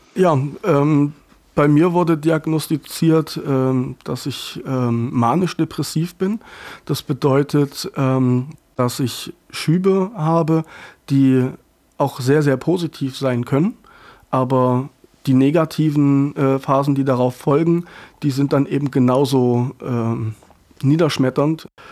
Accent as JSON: {"language": "German", "town": "Dachwig", "region": "Thuringia", "country": "Germany", "tie": "born or raised there", "moved": "yes", "said": "war ich sehr, sehr oft in Dachwig, äh, in meiner Heimat"}